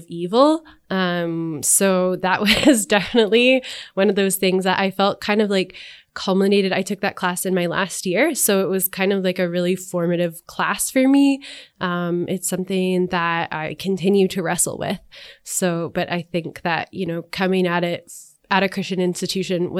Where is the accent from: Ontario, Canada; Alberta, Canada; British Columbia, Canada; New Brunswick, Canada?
Alberta, Canada; Edmonton; I grew up in Edmonton on the north side.